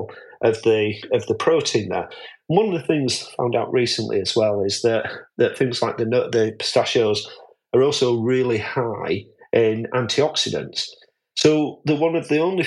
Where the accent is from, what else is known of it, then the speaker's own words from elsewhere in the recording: Yorkshire and the Humber, United Kingdom; I'm a Yorkshireman